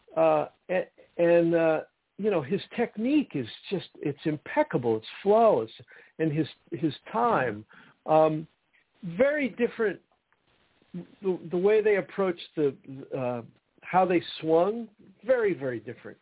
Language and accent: English; New Jersey, United States; I grew up in New Jersey